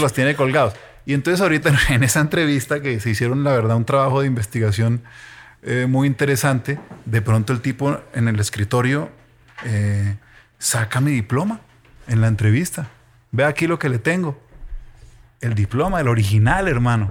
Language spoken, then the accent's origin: Spanish; Ibagué, Tolima, Colombia; yo soy de Ibagué